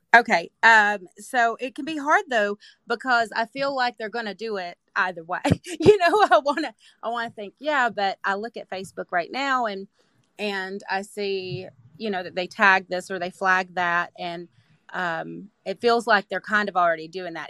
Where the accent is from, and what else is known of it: Manchester, Tennessee, United States; born or raised there